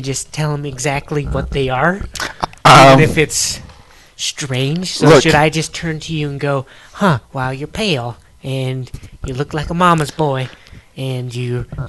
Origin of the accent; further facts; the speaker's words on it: Tulsa, Oklahoma, United States; I'm from Tulsa.